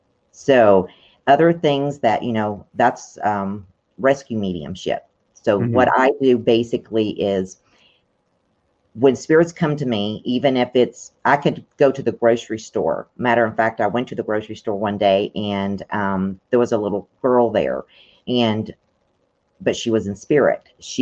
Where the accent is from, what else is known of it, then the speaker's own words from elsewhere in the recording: Tennessee, United States; Well, basically, I have a lot of dark memories from Tennessee. And basically because it's in the Bible Belt, first of all. And the people that were raising me, they felt like I had a devil in me.